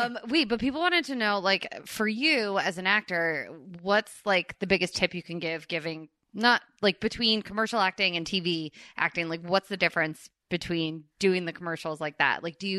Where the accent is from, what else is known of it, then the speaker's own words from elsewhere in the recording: East Coast, United States; moved away; So I'm from the East Coast and Dunkin' Donuts was a huge part of us growing up.